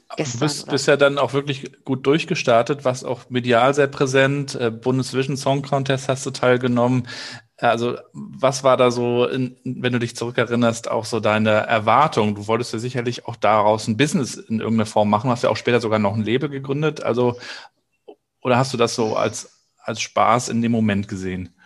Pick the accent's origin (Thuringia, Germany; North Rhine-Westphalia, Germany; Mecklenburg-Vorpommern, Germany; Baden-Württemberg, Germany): Mecklenburg-Vorpommern, Germany; Rostock; kommst ja so wie ich aus Rostock